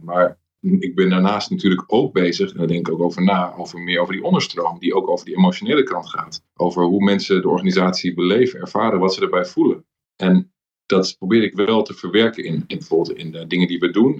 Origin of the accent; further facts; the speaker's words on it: Amsterdam, North Holland, Netherlands; Ik ben in Amsterdam opgegroeid